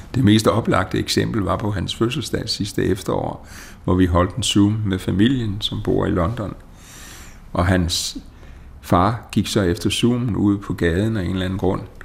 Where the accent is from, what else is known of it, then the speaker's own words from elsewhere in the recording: Denmark; vores selvopfattelse som danskere